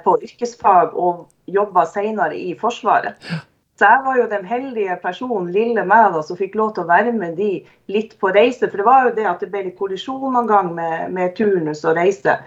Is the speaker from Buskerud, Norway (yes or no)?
no; Narvik, Nordland, Norway; moved away as an adult; also born or lived in Porsgrunn / Skien; jeg har vokst opp i Narvik, eh, i, bodd der i 23 år